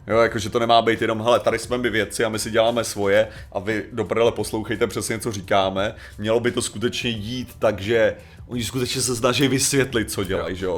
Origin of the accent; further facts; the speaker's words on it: Czechia; my, jako konkrétně Češi